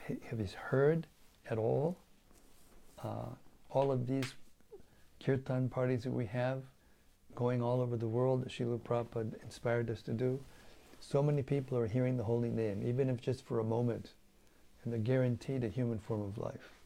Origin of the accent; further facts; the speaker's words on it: United States; moved away; being an American, having been grown up in that country